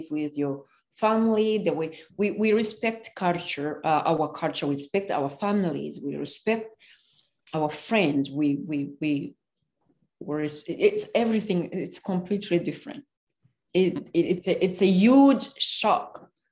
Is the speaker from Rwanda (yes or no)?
yes; Rwanda; English is a second language; moved away as an adult; now in United States; I'm from Rwanda.